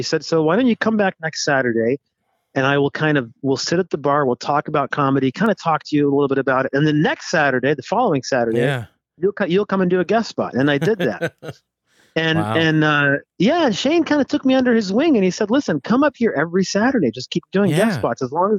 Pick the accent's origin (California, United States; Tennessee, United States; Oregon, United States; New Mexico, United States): Tennessee, United States; also born or lived in San Diego; now in Michigan, United States; The first time I ever got on stage was in Bristol, Virginia, because, you know, I grew up in Tennessee.